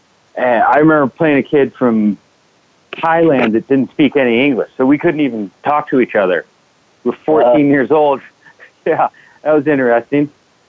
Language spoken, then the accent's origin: English; Omaha, Nebraska, United States; moved away as an adult; also born or lived in Fort Collins, Colorado; I grew up in Omaha, Nebraska. I am one of five children. My parents still live in the same house.